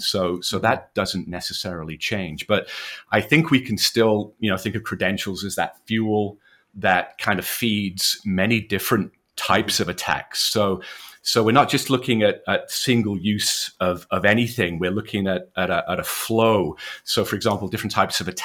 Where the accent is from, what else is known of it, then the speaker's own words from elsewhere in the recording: Wales, United Kingdom; You can tell from the accent, I'm from the UK, born and bred in Wales, educated there.